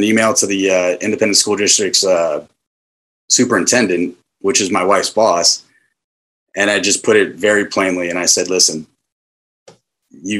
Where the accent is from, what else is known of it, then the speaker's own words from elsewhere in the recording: Riverside, New Jersey, United States; moved away as an adult; also born or lived in San Diego, California; I was born in San Diego, California, but raised in my school age years in Riverside, New Jersey, which is just on the outside of the, you know, the Philadelphia metropolitan area